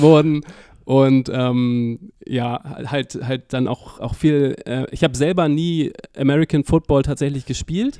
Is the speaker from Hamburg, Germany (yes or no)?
yes; Hamburg, Germany; Ich bin tatsächlich gebürtiger Hamburger